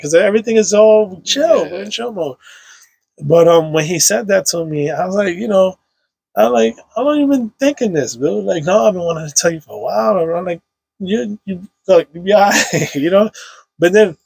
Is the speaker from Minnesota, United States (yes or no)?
no; New York City, New York, United States; I grew up on Sherman Ave between 167 and 164